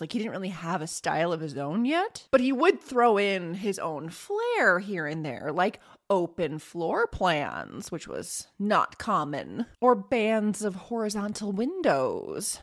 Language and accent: English; Northern Illinois, United States; I grew up in Northern Illinois